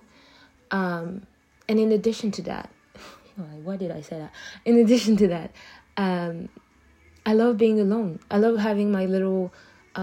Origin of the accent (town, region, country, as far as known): Abidjan, Côte d’Ivoire; first language French; English is a second language; moved away